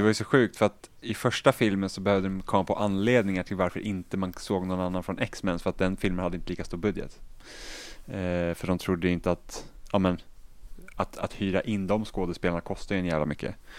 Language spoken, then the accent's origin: Swedish; Finland; jag är finlandssvensk också så jag kan inte svenska språket ordentligt